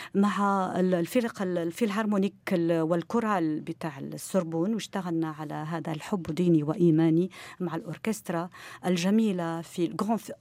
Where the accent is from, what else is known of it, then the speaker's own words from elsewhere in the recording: Morocco; عندنا في المغرب